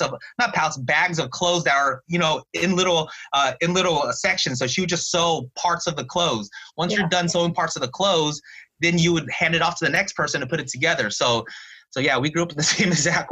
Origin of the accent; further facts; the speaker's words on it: Santa Ana, California, United States; growing up in Santa Ana, I was just used to always being, you know, just pretty much used to being the only Vietnamese kid